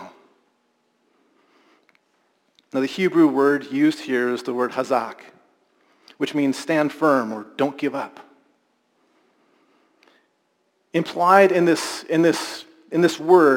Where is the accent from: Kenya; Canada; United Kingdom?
Canada; Alberta; I experienced growing up in Alberta